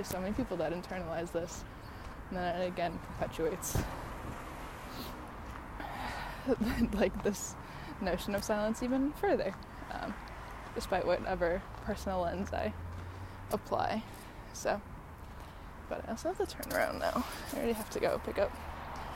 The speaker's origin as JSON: {"language": "English", "town": "Chicago", "region": "Illinois", "country": "United States", "tie": "born or raised there", "moved": "yes", "said": "I grew up in Chicago"}